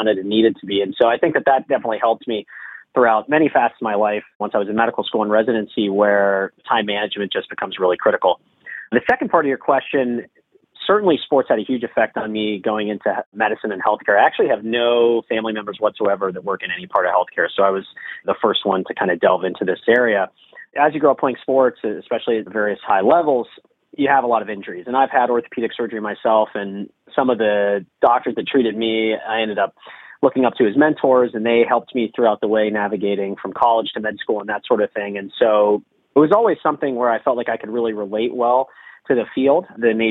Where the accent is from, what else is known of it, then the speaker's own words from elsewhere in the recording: Mount Lebanon, Pennsylvania, United States; also born or lived in Philadelphia, Pennsylvania / New York; bring the things I've learned throughout medical school and training back to my hometown